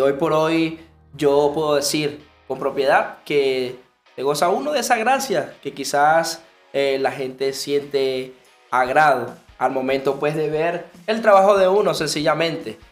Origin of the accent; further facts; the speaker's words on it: Maracaibo, Zulia, Venezuela; soy maracucho